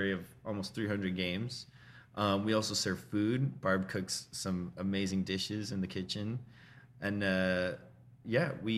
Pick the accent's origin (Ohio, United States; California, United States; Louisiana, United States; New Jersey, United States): New Jersey, United States; High Bridge; moved away as an adult; also born or lived in Pattenburg, New Jersey; now in Easton, United States; I grew up in Hunterdon County. I grew up in Highbridge and moved to Pattonburg in my teens, and then about 10 years ago, I moved to Easton